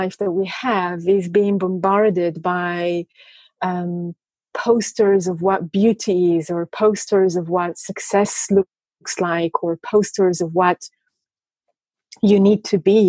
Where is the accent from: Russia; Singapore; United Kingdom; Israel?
Israel; I come from Israel, and religion in Israel is such a strong component in life